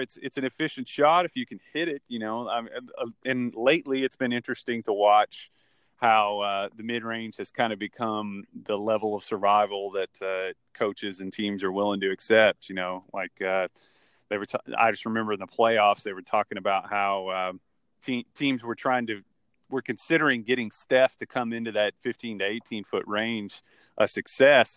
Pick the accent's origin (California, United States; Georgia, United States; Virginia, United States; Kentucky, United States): Kentucky, United States; growing up in college, college basketball country, basically, 'cause I'm from Kentucky and I live in Louisville